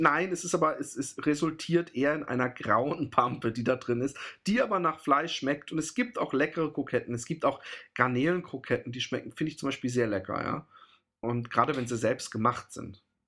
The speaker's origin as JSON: {"language": "German", "country": "Germany", "moved": "yes", "lives_now": "Netherlands", "said": "bei uns in Deutschland"}